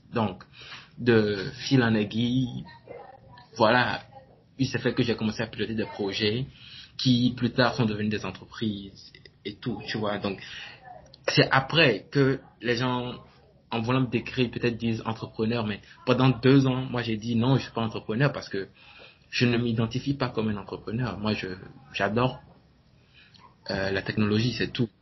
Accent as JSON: {"language": "French", "country": "Benin", "tie": "born or raised there", "said": "Je suis béninois, né, au Bénin."}